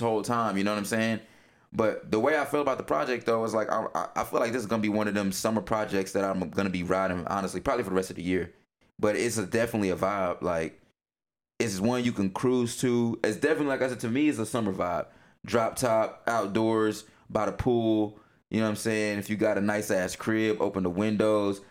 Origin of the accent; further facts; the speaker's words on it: the South, United States; moved away; I'm from the South you know, if everybody knows me, they know I'm from the South. I may not, you know, be there right now, but I'm always gonna rep